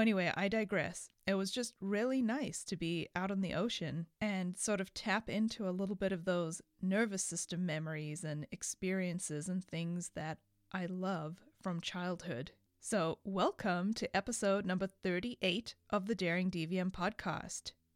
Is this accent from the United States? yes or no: no; South Africa; moved away; I grew up in South Africa